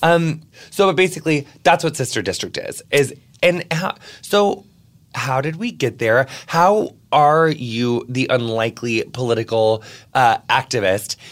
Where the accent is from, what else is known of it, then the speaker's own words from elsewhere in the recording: Quincy, Illinois, United States; my hometown of Quincy, Illinois